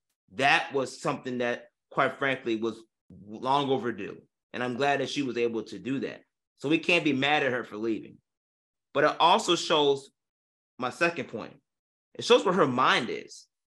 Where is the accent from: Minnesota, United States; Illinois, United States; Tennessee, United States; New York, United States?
Illinois, United States; Even though I may not be from Chicago, I'm from the West suburbs. Chicago's still home.